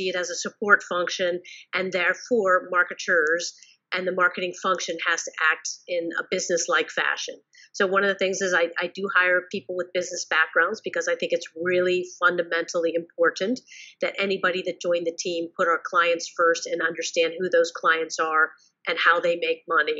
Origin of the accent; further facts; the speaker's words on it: New York, United States; I'm a New Yorker at heart